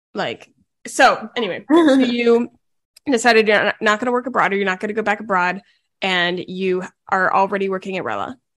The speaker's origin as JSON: {"language": "English", "town": "Charleston", "region": "South Carolina", "country": "United States", "tie": "born or raised there", "also_born_or_lived": "Fort Mill, South Carolina", "said": "I was born in Charleston, then we went to school there, then we moved back."}